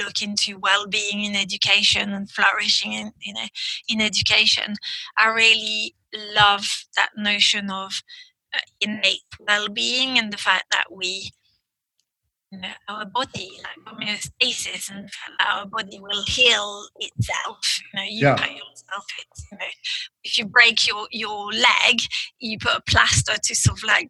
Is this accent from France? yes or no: yes; France; first language French; English is a second language; now in United Kingdom; I grew up in France and, you know, now I live in the UK, but so my first language is French